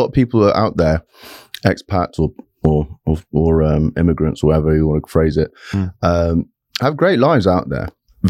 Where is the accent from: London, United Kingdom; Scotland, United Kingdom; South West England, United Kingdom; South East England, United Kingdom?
London, United Kingdom; born or raised there; also born or lived in Saudi Arabia